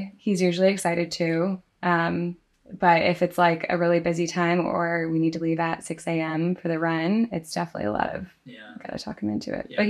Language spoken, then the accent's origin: English; Grand Rapids, Michigan, United States; Michigan, Grand Rapids on the west side.